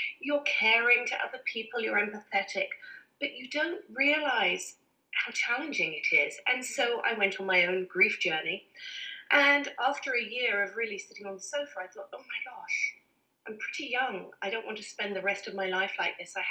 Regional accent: England, United Kingdom; I'm very English

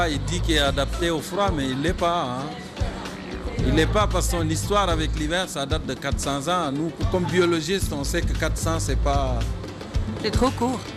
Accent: Senegal; now in Montreal, Canada; Et juste le fait de dire je venais du Sénégal, ça faisait toute la différence.

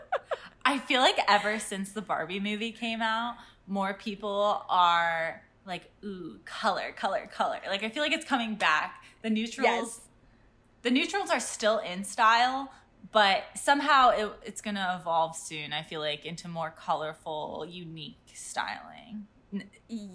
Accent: Cleveland, Ohio, United States; I'm from Cleveland, Ohio

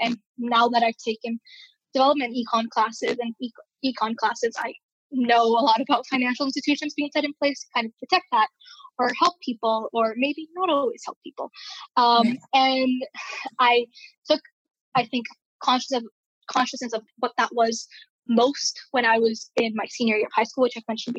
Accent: Bolivia; also born or lived in Venezuela / Peru; So I grew up in Bolivia and Venezuela, mostly. And then shortly after, I moved back to Peru, Lima, Peru.

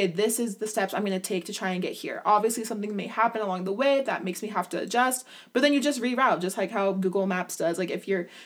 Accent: Utah, United States; I grew up in Utah

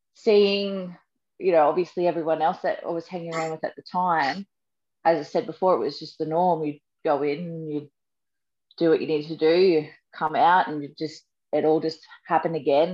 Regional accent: Sunshine Coast, Queensland, Australia; I grew up on the Sunshine Coast.

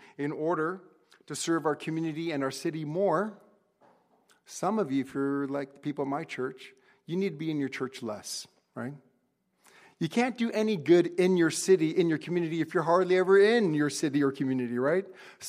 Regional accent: United States; I'm second gen. I was born in the States. My parents immigrated in 1970, and I was born here in 1971.

